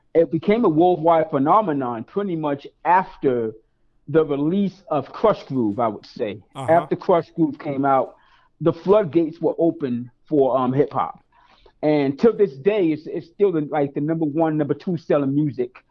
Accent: New York City, New York, United States; born and raised in East New York, Brooklyn

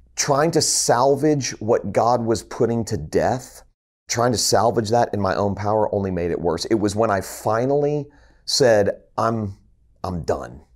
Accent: Fort Lauderdale, Florida, United States; moved away as an adult; also born or lived in Columbia, South Carolina / Tennessee; moved back home to my hometown of Fort Lauderdale, Florida

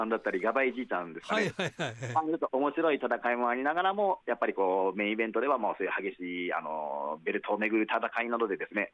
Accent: Kagoshima, Japan; で私が鹿児島県出身ということで、

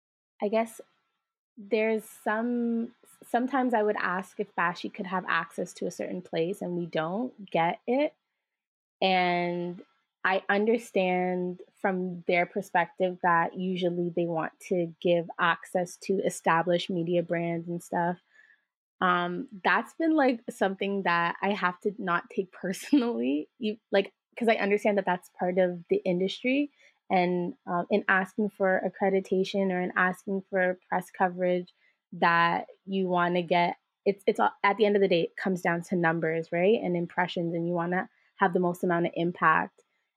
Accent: Jamaica; both experientially as a Jamaican person or a person of the diaspora

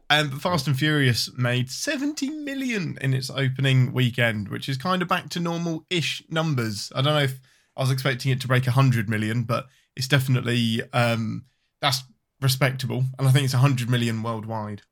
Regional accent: England, United Kingdom; I'm your Englishman

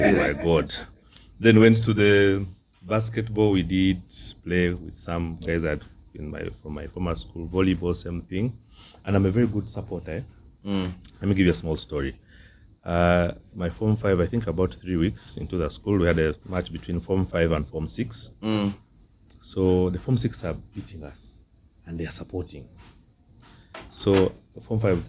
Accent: Tororo, Eastern Region, Uganda; Tororo, my hometown

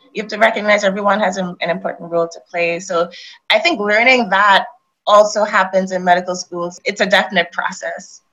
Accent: Trinidad & Tobago; I grew up in Trinidad.

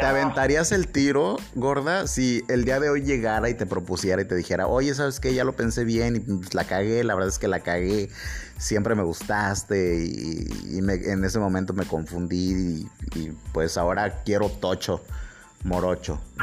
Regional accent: Mexico; Yo soy un mexicano

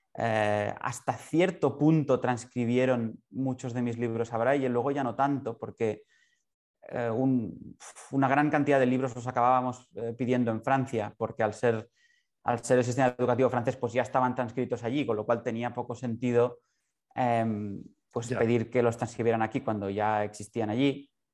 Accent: Barcelona, Catalonia, Spain; yo soy de Barcelona, ciego de nacimiento

